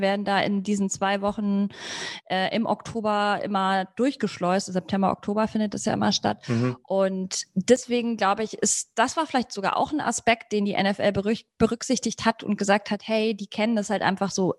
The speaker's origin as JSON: {"language": "German", "town": "Munich", "region": "Bavaria", "country": "Germany", "said": "Ich bin selber ja auch aus dem Raum"}